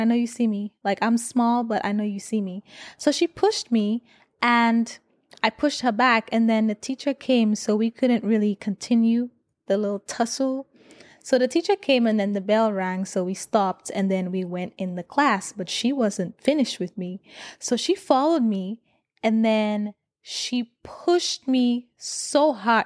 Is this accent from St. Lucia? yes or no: yes; St. Lucia; moved away; I grew up in Saint Lucia